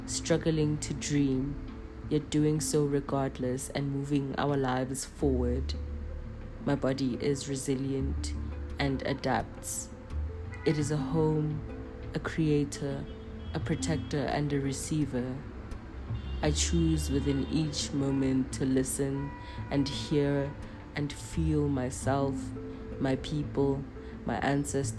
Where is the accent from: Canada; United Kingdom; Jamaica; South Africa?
South Africa; As South African Black people